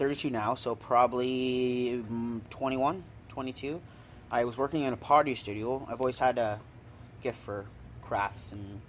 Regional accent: Etobicoke, Aurora, Barrie, Ontario, Canada; now in Barrie, Canada; I was born here in Etobicoke. Yeah. I lived all around Aurora. And then, by the way, I went to high school in Barrie.

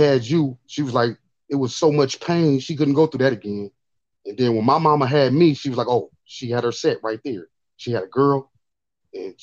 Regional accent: Los Angeles, California, United States; I grew up on 54th and Van Ness. I was born in a hospital that's not even there, over there no more. It was called Adams Hospital, and so typical black kid growing up in South Central

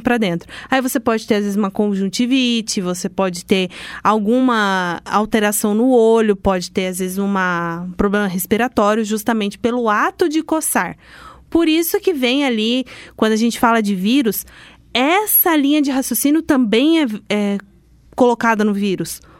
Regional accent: Londrina, Paraná, Brazil; Sou de Londrina

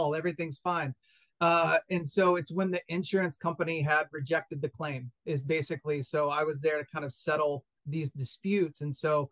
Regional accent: East Tennessee, United States; also born or lived in Greenville, South Carolina; I grew up in East Tennessee, so not too far from where you are now

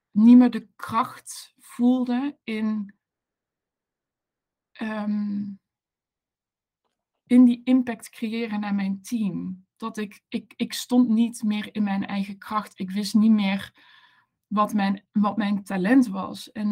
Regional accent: Maastricht, Limburg, Netherlands; also born or lived in Amsterdam; now in Maastricht, Netherlands; Ik ben een Maastrichtse. Ik kom uit het, het zuidelijke puntje van, van het mooie land, land Nederland.

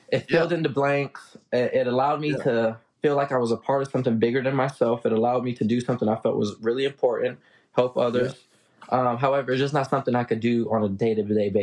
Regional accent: Los Angeles, California, United States; now in Tulsa, United States; I grew up in Los Angeles

